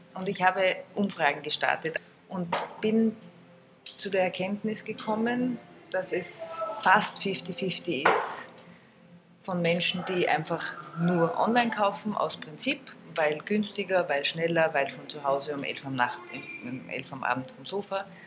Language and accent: German; Salzburg, Austria; now in Vienna, Austria; ich bin wie alle Österreicher am Rad aufgewachsen. Ich komme aus Salzburg